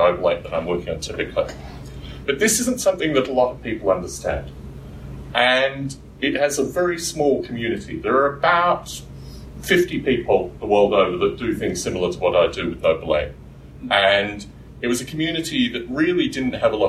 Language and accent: English; Canberra, Australian Capital Territory, Australia; moved away; also born or lived in Adelaide, South Australia; I was born in Adelaide in South Australia, and I was raised in Canberra